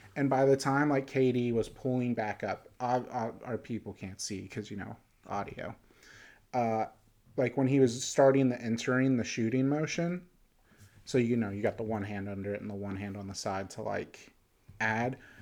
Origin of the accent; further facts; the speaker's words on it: Pittsburgh, Pennsylvania, United States; I'm from Pittsburgh